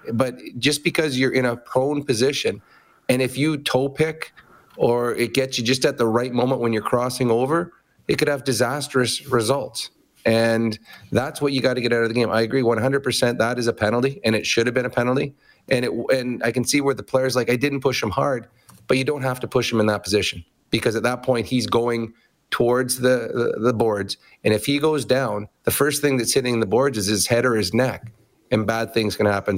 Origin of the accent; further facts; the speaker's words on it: Edmonton, Alberta, Canada; Edmonton, my hometown